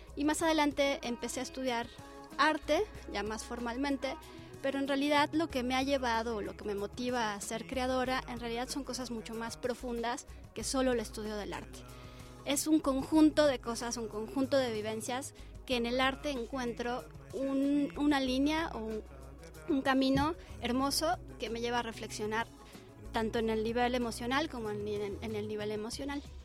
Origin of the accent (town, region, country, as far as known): Mexico